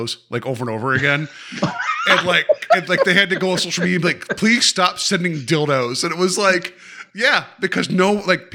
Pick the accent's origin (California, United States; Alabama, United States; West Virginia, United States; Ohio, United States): West Virginia, United States; I grew up in West Virginia